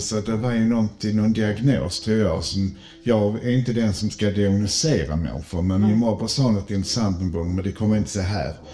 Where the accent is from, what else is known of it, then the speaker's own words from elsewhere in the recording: Malmö, Skåne, Sweden; Jag är född i Malmö